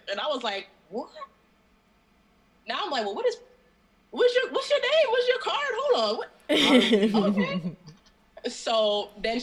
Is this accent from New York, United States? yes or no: yes; New York City, New York, United States; I'm from Brooklyn. Born and raised, like I said, grew up here, moved around a couple times, you know, lived in other countries, came back